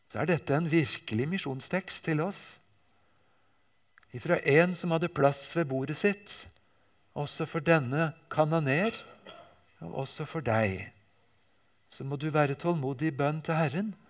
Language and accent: Norwegian; Japan; Jeg vokste altså opp i Japan og har av og til med meg bilder og viser dem fra min oppvekst der.